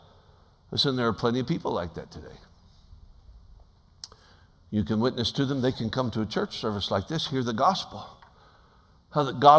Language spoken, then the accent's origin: English; Alaska, United States; I'm from Alaska.